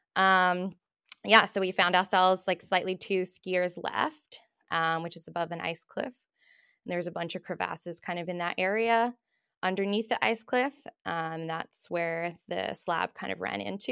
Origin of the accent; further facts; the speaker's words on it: Australia; moved away as an adult; now in Bow Valley, Canada; I'm originally from Australia, but I've been in Canada for about seven years now.